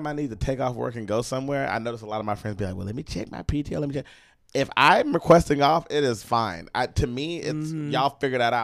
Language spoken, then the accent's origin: English; Texas, United States; now in New York, United States; We're all from Texas